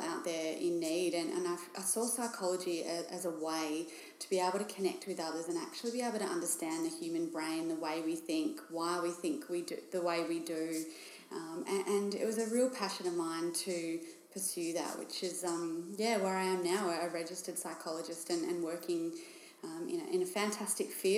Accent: Bendigo, Victoria, Australia; moved away as an adult; now in Geelong, Australia; I grew up in Bendigo, which is in regional Victoria

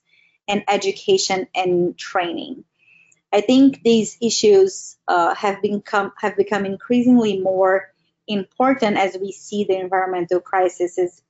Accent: Brazil; I'm from Brazil

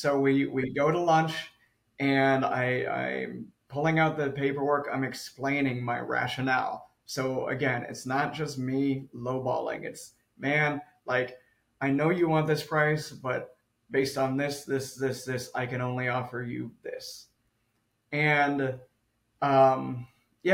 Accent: Southern California, United States; I'm from Southern California, from the city

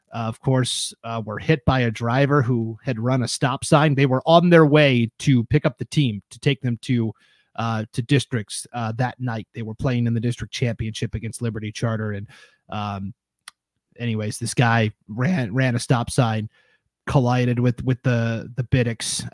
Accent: Montana, United States; now in Idaho, United States; I'm from Montana

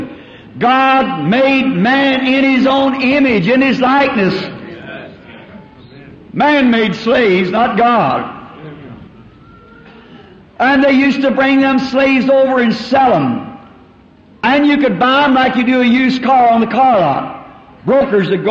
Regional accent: the South, United States; I'm a Southerner.

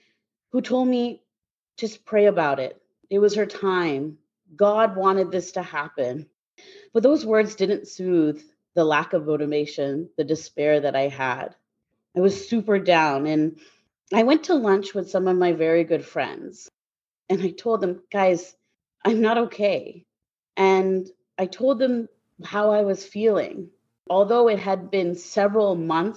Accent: Guelph, Ontario, Canada; moved away; I'm originally from Guelph, Ontario, Canada. That's where I was born and raised.

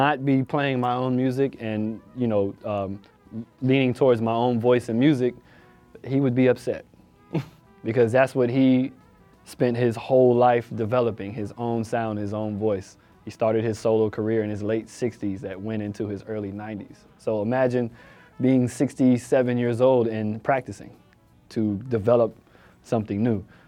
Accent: Florida, United States; I'm from Florida

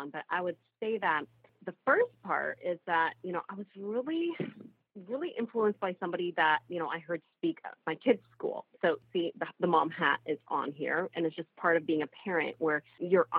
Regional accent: Egypt; now in Canada; I was actually born and raised in Egypt before I immigrated to Canada sometime in the 90s

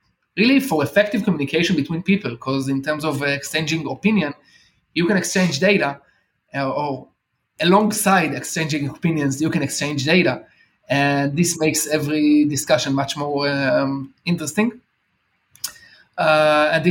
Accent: Israel; I've been blessed to born here in Israel

